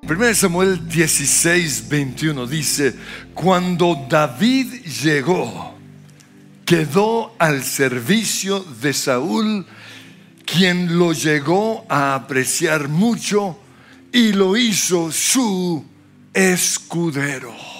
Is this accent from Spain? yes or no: no; Australia; now in Colombia; Soy australiano porque nací en Australia